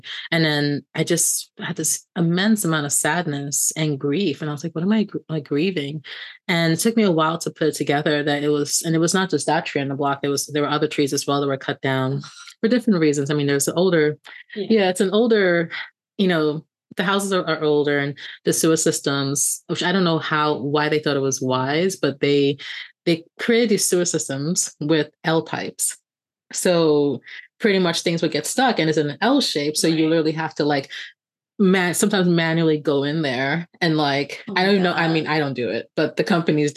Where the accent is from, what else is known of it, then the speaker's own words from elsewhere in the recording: New York City, New York, United States; the childhood house that I grew up in. It's in the like Flatbush region of Brooklyn